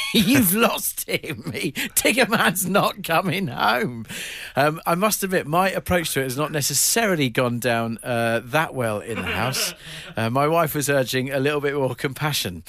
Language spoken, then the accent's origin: English; Eastbourne, South East England, United Kingdom; moved away as an adult; my hometown, Eastbourne, it's where I spent the first eighteen years of my life